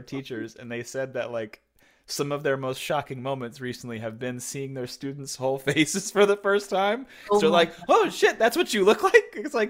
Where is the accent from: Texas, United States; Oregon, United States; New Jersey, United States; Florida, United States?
Texas, United States; moved away as an adult; also born or lived in Orange County, California; now in Los Angeles, United States; I grew up in Texas, and then I moved to LA in 2006, and then I was in Orange County about, I guess, like 45 minutes south of LA from 2009 until last year I moved back.